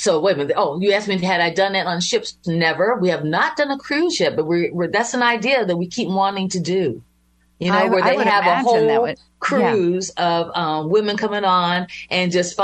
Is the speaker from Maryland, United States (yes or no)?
no; Youngstown, Ohio, United States; I'm from Youngstown. It's right in between Cleveland and Pittsburgh